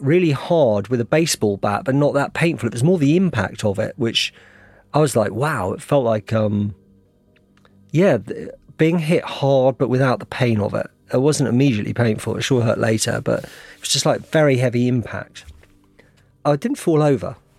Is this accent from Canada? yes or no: no; United Kingdom; I'm British journalist